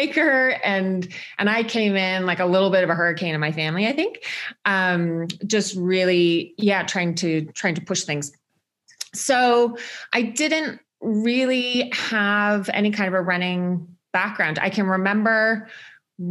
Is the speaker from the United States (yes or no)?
no; a suburb outside of Toronto, Ontario, Canada; accent: Canadian; moved away as an adult; now in Chamonix, France; I'm Canadian. Some people might be able to pick that up from my accent, but I try to hide it a little bit. So I grew up in Ontario, basically in a suburb outside of Toronto